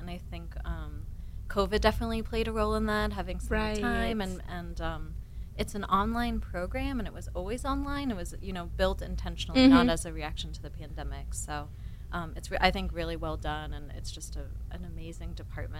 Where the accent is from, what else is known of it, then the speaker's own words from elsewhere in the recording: Vermont, United States; moved away; I grew up, you know, I grew up in Vermont.